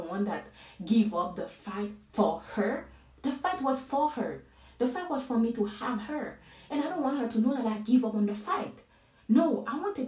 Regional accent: Haiti; English is a second language; now in United States; I'm from Haiti

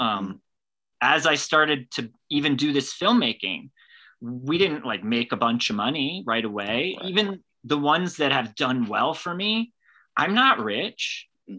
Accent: California, United States; I started out growing up in California, but my dad is from Scotland

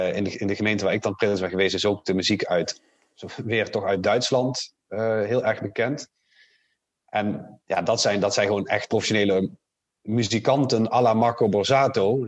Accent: Limburg, Netherlands; born or raised there; also born or lived in Geldrop, North Brabant / Nuenen, North Brabant / Kerkrade / Maastricht

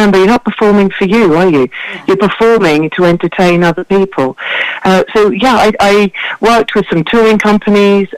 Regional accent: Buxford, East Sussex, South East England, United Kingdom; I grew up in Buxford in East Sussex in an amazing house

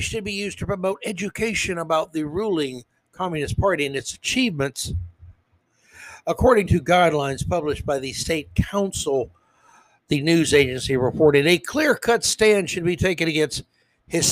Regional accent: United States; I'm an American

